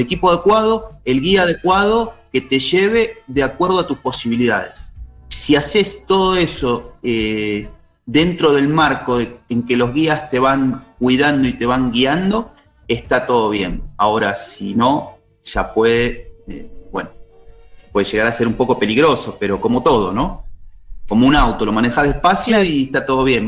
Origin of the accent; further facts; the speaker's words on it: Buenos Aires, Argentina; moved away as an adult; now in Salta, Argentina; Yo soy oriundo de Buenos Aires, me vine hacia acá, hacia Salta